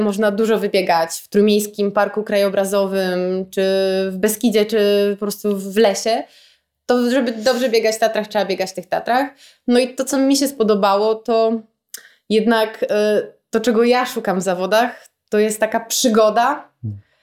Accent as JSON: {"language": "Polish", "town": "Gdynia", "region": "Pomeranian Voivodeship", "country": "Poland", "said": "jestem z Gdyni i jak każdy gdynianin jestem taką bardzo lokalną patriotką i kocham to miasto."}